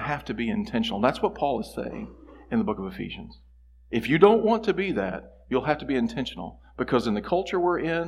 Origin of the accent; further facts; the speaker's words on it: United States; as American Christians